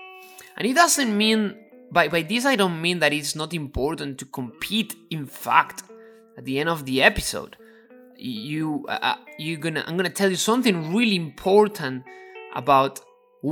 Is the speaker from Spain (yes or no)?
yes; Ávila, Castile and León, Spain; English is a second language; moved away; And I am from a little town called Avila, and that is next to Madrid.